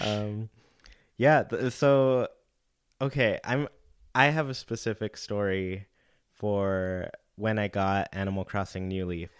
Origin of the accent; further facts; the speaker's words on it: California, United States; I grew up in California